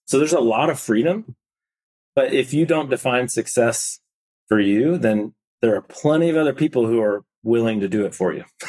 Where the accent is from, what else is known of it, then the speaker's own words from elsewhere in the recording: Indiana, United States; moved away as an adult; also born or lived in Nashville, Tennessee; I grew up in Indiana